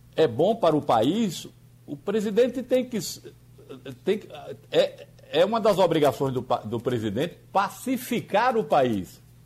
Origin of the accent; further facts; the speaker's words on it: Northeast Region, Brazil; eu tenho dupla nacionalidade, eu sou nordestino e sou também brasileiro